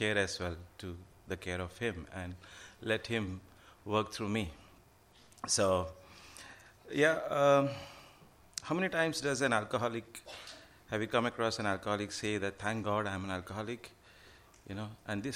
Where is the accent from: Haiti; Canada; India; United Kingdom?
India; Mumbai, Maharashtra; moved away as an adult; also born or lived in Goa, India; now in Melbourne, Australia; I grew up in India, Mumbai, in a very poor to middle class family.